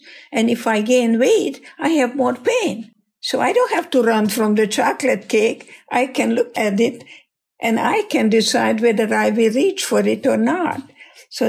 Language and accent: English; Hungary; English is a second language; moved away as an adult; now in United States; And I'm Hungarian, and my English is your English